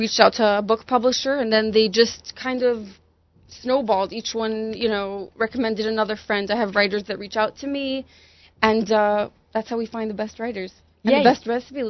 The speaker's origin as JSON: {"language": "English", "town": "Toronto", "region": "Ontario", "country": "Canada", "tie": "born or raised there", "said": "I grew up in Toronto, Hasidish."}